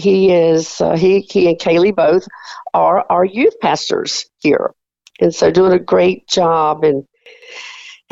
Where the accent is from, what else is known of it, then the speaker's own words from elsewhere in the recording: South Carolina, United States; moved away as an adult; also born or lived in Mansfield, Louisiana / Cleveland, Tennessee; now in Finley, Oklahoma, United States; we felt God calling us to South Carolina, my hometown